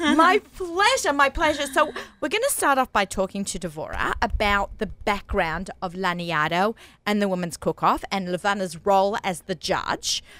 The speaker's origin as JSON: {"language": "English", "town": "Sydney", "region": "New South Wales", "country": "Australia", "moved": "as an adult", "lives_now": "United States", "said": "I'm from Sydney, Australia. If you notice, our accents might get thicker"}